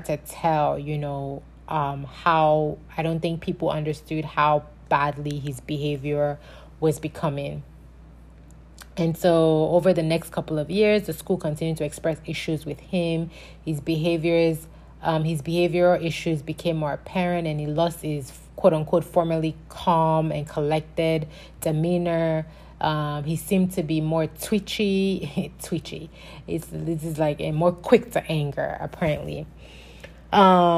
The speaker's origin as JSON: {"language": "English", "country": "Nigeria", "tie": "born or raised there", "moved": "yes", "lives_now": "United States"}